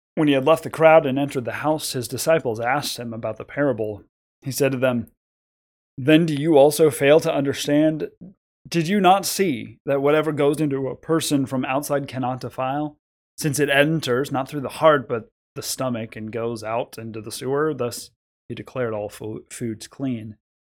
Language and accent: English; United States; we are American Christians